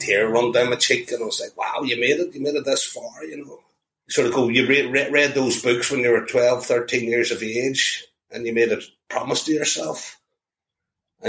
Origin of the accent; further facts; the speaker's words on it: Belfast, Northern Ireland, United Kingdom; moved away; also born or lived in London; whenever I was a kid growing up in Belfast